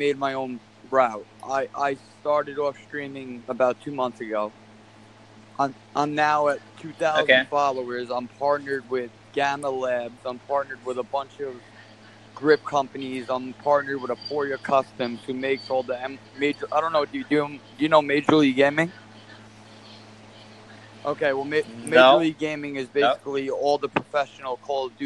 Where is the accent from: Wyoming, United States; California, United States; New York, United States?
New York, United States; Long Island; moved away as an adult; now in Florida, United States; We grew up in Long Island, New York